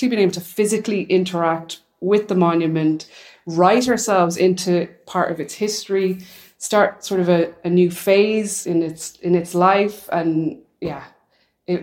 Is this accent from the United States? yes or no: no; Ireland; moved away; I'm from Ireland